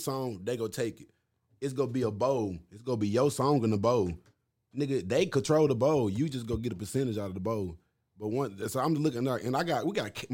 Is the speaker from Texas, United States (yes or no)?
yes; Arlington, Texas, United States; also born or lived in Marshall, Texas; When I came from Marshall and moved up here